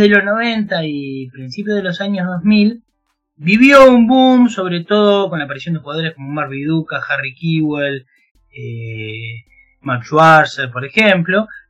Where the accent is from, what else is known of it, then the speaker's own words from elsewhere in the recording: Chivilcoy, Buenos Aires Province, Argentina; yo soy de Argentina, se habrán dado cuenta por el acento.